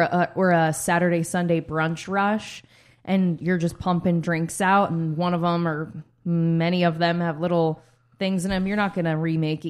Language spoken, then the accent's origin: English; Philadelphia, Pennsylvania, United States; now in California, United States; we're from Philly